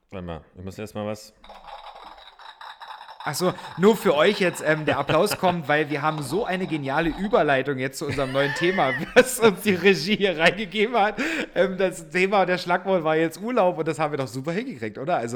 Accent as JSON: {"language": "German", "region": "Saxony", "country": "Germany", "tie": "born there", "lives_now": "Berlin, Germany", "said": "ich bin ja jetzt Wahlberliner, ich komme ursprünglich gebürtig aus Sachsen, ähm, auch wenn man das vielleicht jetzt nicht so hört."}